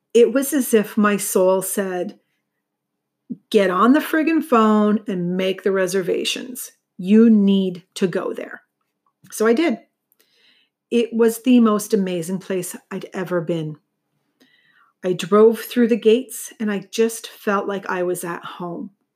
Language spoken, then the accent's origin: English; St. Catharines, Ontario, Canada; Saint Catharines, which is my hometown